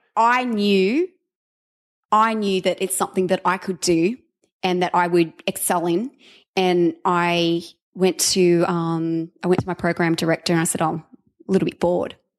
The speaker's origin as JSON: {"language": "English", "town": "Sydney", "region": "New South Wales", "country": "Australia", "moved": "yes", "said": "I was from Sydney"}